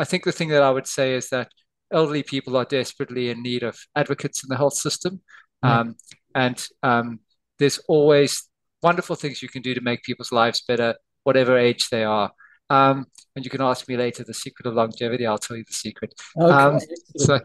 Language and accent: English; South Africa; moved away as an adult; also born or lived in Somerset, United Kingdom; now in Australia; I was born in South Africa, and I did my medical training there